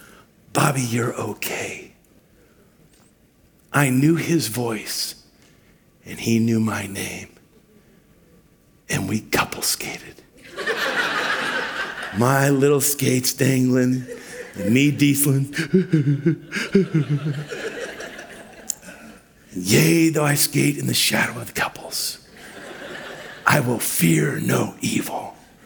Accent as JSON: {"language": "English", "town": "Vancouver", "region": "Washington", "country": "United States", "tie": "born or raised there", "also_born_or_lived": "Ruston, Louisiana", "said": "When I was a little kid, we moved from Ruston, Louisiana to Vancouver, Washington"}